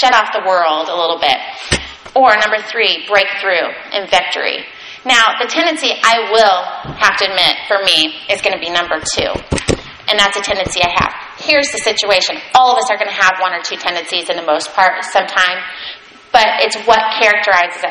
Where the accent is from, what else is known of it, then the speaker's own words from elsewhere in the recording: United States; as American Christians here